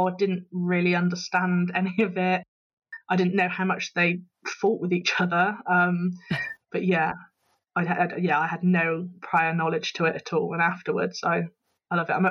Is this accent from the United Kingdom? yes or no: yes; England, United Kingdom; he obviously recognised my accent and he asked where I was from. So I said I was from England.